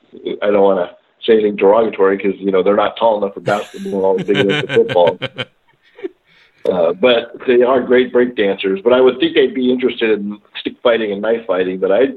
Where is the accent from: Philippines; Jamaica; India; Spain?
Philippines; now in Murrieta, United States; you know, I'm Filipino and I've always done stick fighting